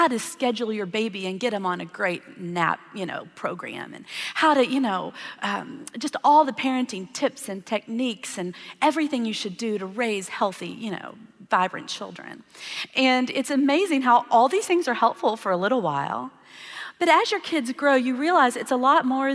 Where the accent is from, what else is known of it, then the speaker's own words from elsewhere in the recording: Texas, United States; I grew up in Texas